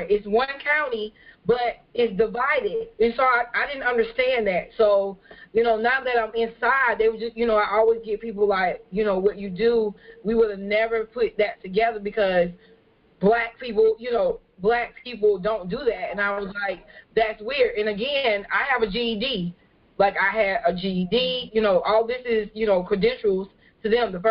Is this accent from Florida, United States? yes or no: no; California, United States; now in Beaufort, United States; I'm not from Beaufort, and so what I do is not really common in the area. Um, so before I got here, I came from California